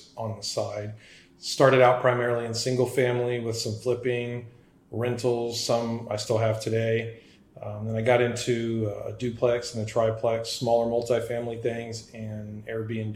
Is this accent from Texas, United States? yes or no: yes; San Antonio, Texas, United States; born and raised in San Antonio, Texas. So, lived here all my life